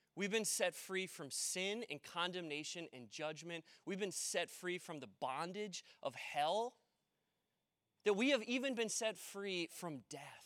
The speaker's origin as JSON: {"language": "English", "town": "Maple Plain", "region": "Minnesota", "country": "United States", "tie": "born or raised there", "also_born_or_lived": "Delano, Minnesota", "said": "I grew up in Maple Plain, and I've lived now in Delano a while"}